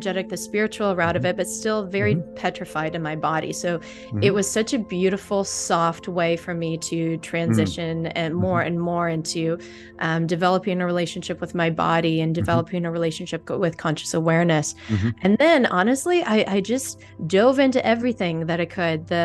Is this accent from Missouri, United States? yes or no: yes; St. Louis, Missouri, United States; moved away; originally I'm from St. Louis, Missouri. So I've got the Midwestern background